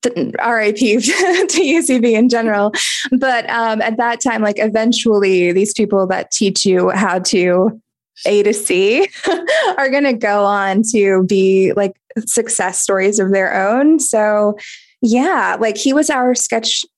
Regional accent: North Carolina, United States; moved away as an adult; also born or lived in Jersey City; I'm from North Carolina

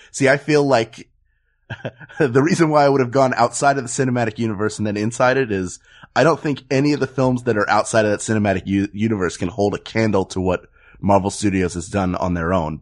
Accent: Philadelphia, Pennsylvania, United States; now in Los Angeles, United States; I'm from Philadelphia and live in Los Angeles

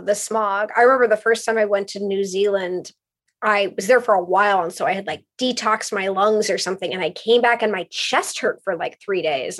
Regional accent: West Hollywood, California, United States; I grew up in West Hollywood

